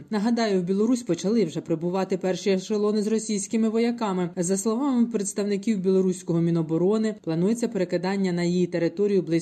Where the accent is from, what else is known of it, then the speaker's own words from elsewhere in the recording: Berdiansk, Zaporizhzhia Oblast, Ukraine; moved away as an adult; Я сама з Бердянська виїхала.